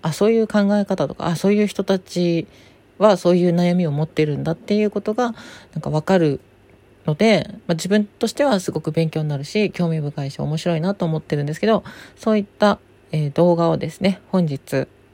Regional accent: Hitoyoshi, Kumamoto, Japan; born or raised there

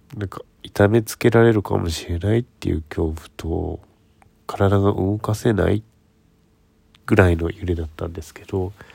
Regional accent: Ishikawa, Japan; now in Tokyo, Japan; 私はあの石川県の中でも能登からかなり遠いところの方の出身

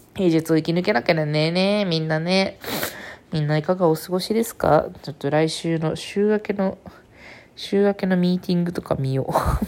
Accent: Kyushu, Japan; うちは、地元が九州なんでね。

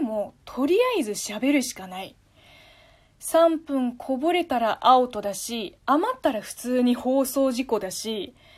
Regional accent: China; first language Chinese; Japanese is a second language; moved away as an adult; now in Japan; 母国語の中国語

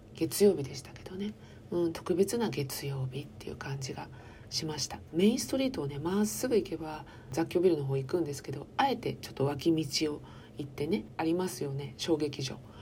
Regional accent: Chiba, Japan; 私は千葉県民なんですけれども

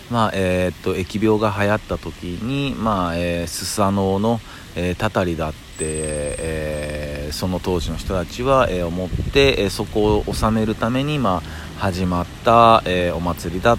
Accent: Kyoto, Japan; now in Tokyo, Japan; 実はですね僕京都出身なんですよ、うんまあ、京都出身で、えー、っとまあ、転勤転校を繰り返して、でまあ、え最終に最終の着地が東京になってるんですけど

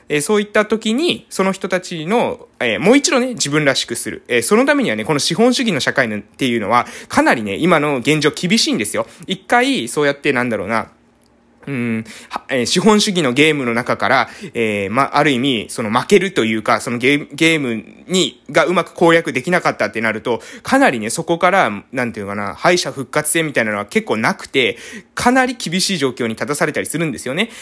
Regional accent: Japan; 私の地元ですね、えー、島の活性化

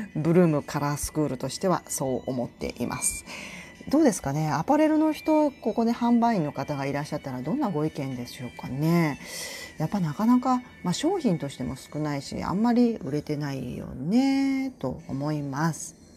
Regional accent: Tokushima, Japan; also born or lived in Kagawa Prefecture; now in Kansai, Japan; 香川で生まれて徳島で育った

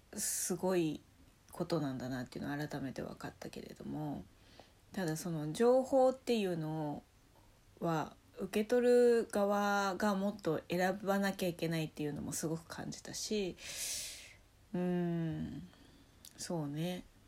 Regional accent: Nagasaki, Japan; moved away; 私ねその長崎出身なのですごい大きい台風とか経験したことがあって

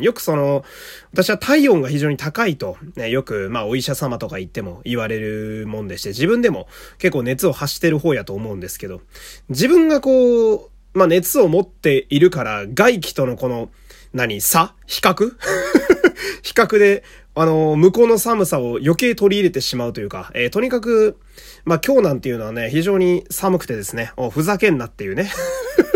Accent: Fukui, Japan; moved away; 私はあの福井県という雪国の出身なんですが

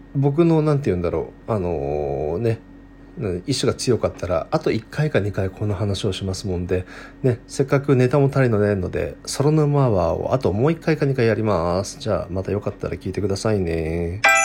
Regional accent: Saitama, Japan; moved away as an adult; also born or lived in Kanazawa, Japan; 僕はあの地元は埼玉の大宮

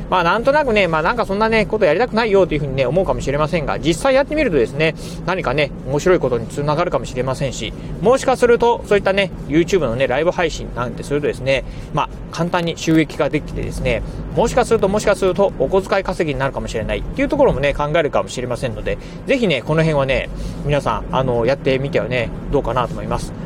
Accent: Kochi, Japan; 南国高知でね、生まれ育って

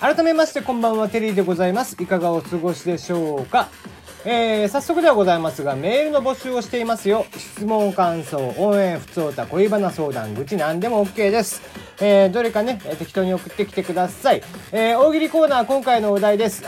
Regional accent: Kagoshima, Japan; 僕鹿児島生まれなんで

